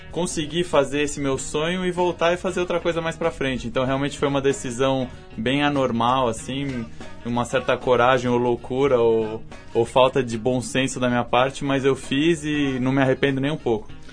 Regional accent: Brazil; nós brasileiros

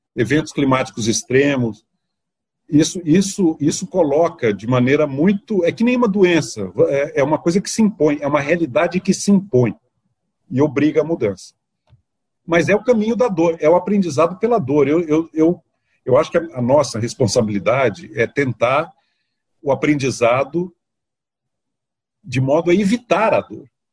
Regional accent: Minas Gerais, Brazil; Eu sou mineiro, eu me sinto muito bem lá.

